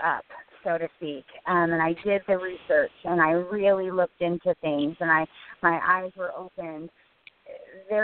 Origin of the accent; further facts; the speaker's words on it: Illinois, United States; my whole life growing up in Illinois